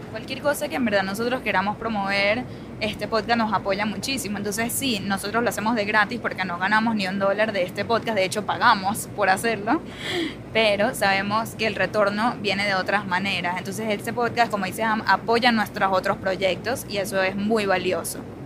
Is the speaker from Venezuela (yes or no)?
yes; Venezuela; accent: Venezuelan; el acento venezolano